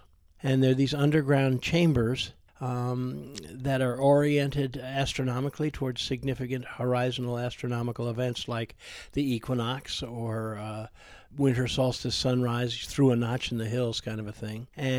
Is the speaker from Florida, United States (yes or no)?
no; Vermont, United States; Yes, I'm from Vermont.